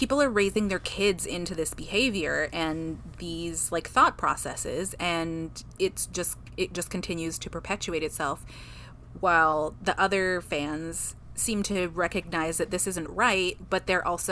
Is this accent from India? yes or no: no; Paraguay; I am from Paraguay